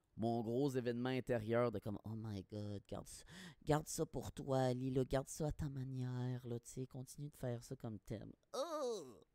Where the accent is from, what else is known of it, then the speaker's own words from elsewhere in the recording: Quebec, Canada; moved away; je suis parti du Québec